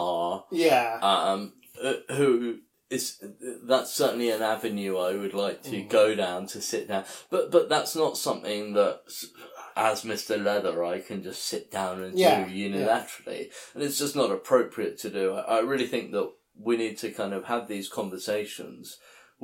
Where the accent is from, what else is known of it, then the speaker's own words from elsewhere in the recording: London, United Kingdom; I was born and raised in London